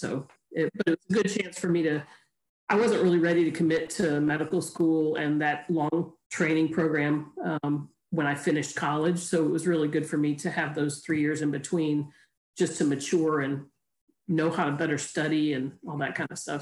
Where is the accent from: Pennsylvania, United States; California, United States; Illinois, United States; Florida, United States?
Illinois, United States; Chicago; moved away as an adult; also born or lived in Tennessee / South Carolina; I grew up in Chicago